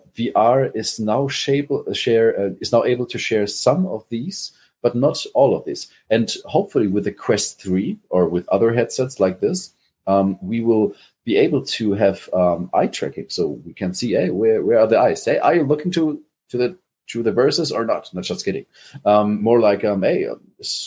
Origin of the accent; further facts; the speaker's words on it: Germany; accent: German; English is a second language; Is my accent too hard? Is it too German?